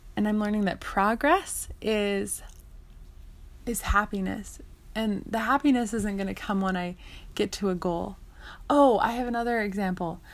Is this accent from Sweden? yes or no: no; Canada; I lived in Canada and I, I grew up in Canada